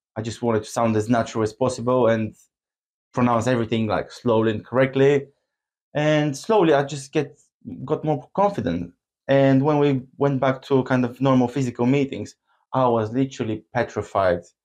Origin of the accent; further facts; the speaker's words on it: Bulgaria; English is a second language; moved away as an adult; also born or lived in Abergavenny, Wales; now in Worthing, United Kingdom; we grew up together in Bulgaria.